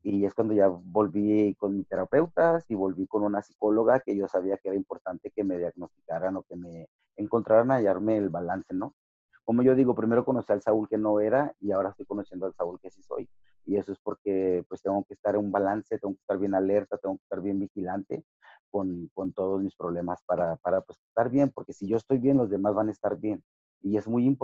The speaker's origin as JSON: {"language": "Spanish", "town": "Ciudad Juárez", "region": "Chihuahua", "country": "Mexico", "tie": "born or raised there", "also_born_or_lived": "El Paso, United States", "said": "desde los 7 a los 17 años aquí en, eh, en Ciudad Juárez y El Paso, pues, soy chicano, soy fronterizo."}